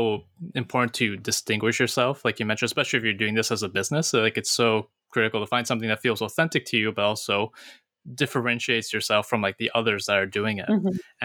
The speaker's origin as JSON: {"language": "English", "region": "East Coast", "country": "United States", "said": "because I'm from the East Coast, you know, painted sand dollars"}